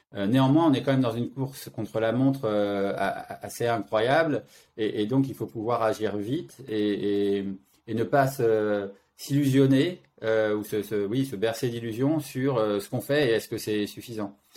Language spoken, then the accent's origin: French; France; moved away as an adult; now in Zurich, Switzerland; Je vis à Zurich, mais je suis français